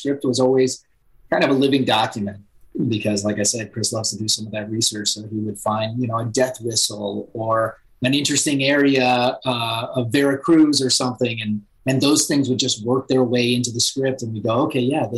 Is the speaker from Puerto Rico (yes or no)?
yes; Puerto Rico; I was born in Puerto Rico.